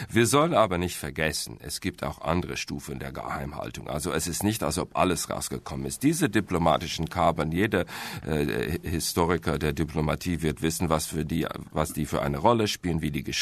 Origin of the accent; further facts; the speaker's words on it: United States; German is a second language; Und daher äh, als Amerikaner, ich bin ja immer optimistisch, sage ich, Glas ist halb voll.